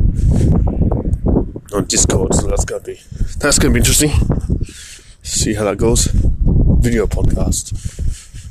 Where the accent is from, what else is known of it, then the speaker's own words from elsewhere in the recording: Australia; I'm from Australia.